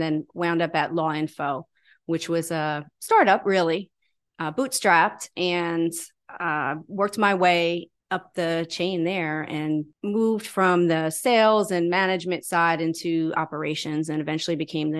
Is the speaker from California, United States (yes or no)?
no; Catskill, New York, United States; also born or lived in Port Jefferson, New York; I grew up in New York. So I grew up in Catskill, and then early on, probably my first year of high school, I moved to Port Jeff, Long Island.